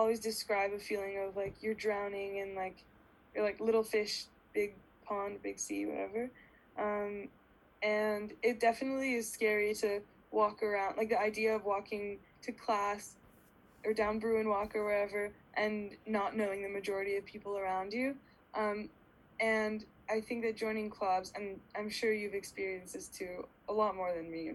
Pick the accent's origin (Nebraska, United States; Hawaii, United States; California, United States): California, United States; Pasadena; now in Los Angeles, United States; I grew up in Pasadena and I'm Persian and Jewish